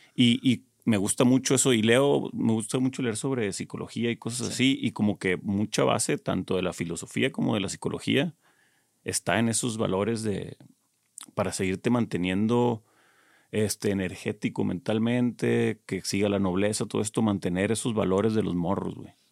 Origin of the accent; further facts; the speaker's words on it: Culiacán, Sinaloa, Mexico; yo soy de Culiacán